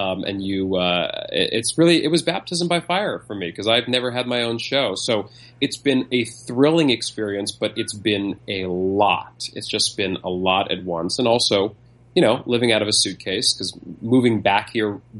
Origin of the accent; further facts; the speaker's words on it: New York City, New York, United States; moved away as an adult; also born or lived in Las Vegas / Los Angeles; I was born and raised here in Manhattan